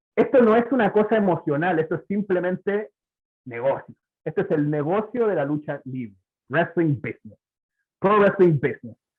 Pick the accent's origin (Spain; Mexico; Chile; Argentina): Chile; moved away as an adult; now in Puerto Rico; soy de Chile también.